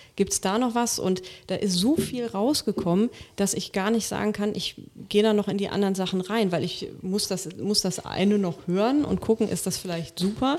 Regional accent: Rhineland, Germany; ich komme ja aus dem Rheinland

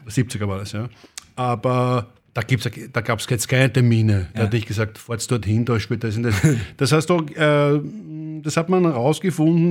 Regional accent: Vienna, Austria; bin ein richtiger Wiener und ich bin geboren 68.

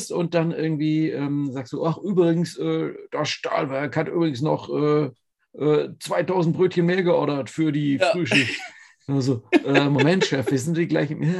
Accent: Berlin, Germany; weil ähm, als Berliner in, äh, man, ich weiß, dass es in Köln nicht Späti heißt

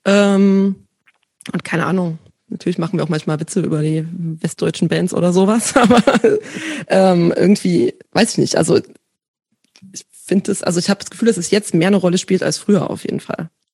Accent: village east of Leipzig, Saxony, Germany; now in Berlin, Germany; ich bin groß geworden auf dem Dorf östlich von Leipzig

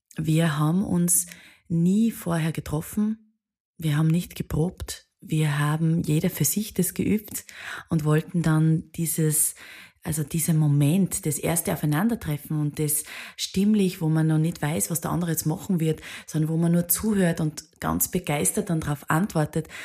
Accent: Bad Aussee, Styria, Austria; Viele aus meiner Heimat. Ich bin aus Bad Aussee.

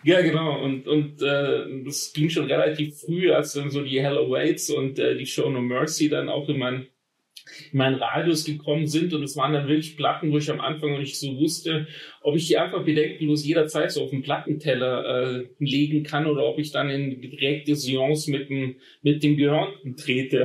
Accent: Friedrichshafen, Baden-Württemberg, Germany; Ich bin am, am Bodensee aufgewachsen, in Friedrichshafen

